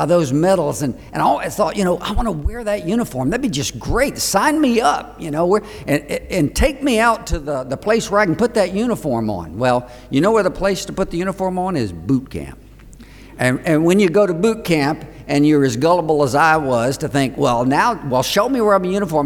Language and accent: English; Gainesville, Florida, United States; I'm from Gainesville, Florida